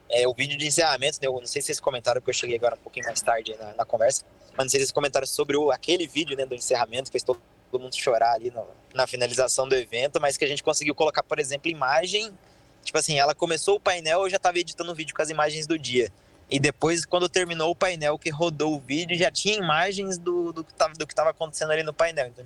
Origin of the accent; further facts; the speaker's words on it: Mato Grosso, Brazil; eu fico mais filmando dentista, eu vim do Mato